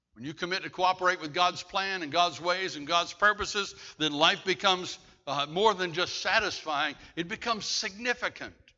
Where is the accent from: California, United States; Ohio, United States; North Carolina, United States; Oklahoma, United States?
North Carolina, United States; Bladenboro; I'm a kid from Bladenboro, North Carolina